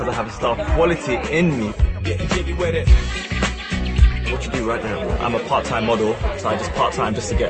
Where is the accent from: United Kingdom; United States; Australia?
United Kingdom; London; I'm 19 and I'm from West London.